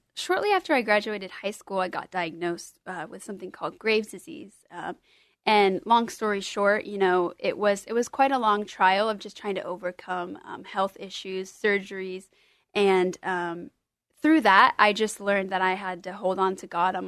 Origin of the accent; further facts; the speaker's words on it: Tualatin, Oregon, United States; I grew up in Tualatin, Oregon. We moved there when I was one or two, so I've been there my whole life.